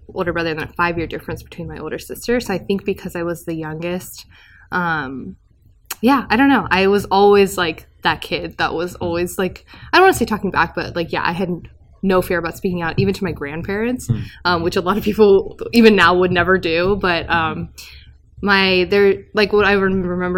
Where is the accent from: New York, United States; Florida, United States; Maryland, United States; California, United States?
California, United States; I was born in California